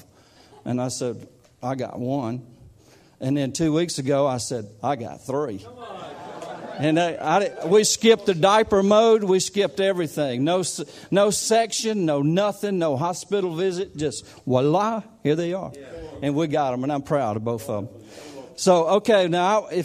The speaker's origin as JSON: {"language": "English", "country": "United States", "accent": "country", "said": "I'm not an Englishman. I don't talk like you guys. This is just country"}